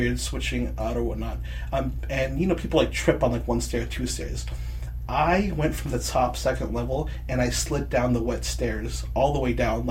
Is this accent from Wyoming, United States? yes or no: no; Torrance, California, United States; I grew up, like, in the South Bay area.